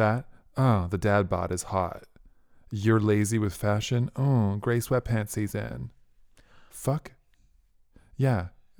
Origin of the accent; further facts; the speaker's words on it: Canada; And I'm Canadian.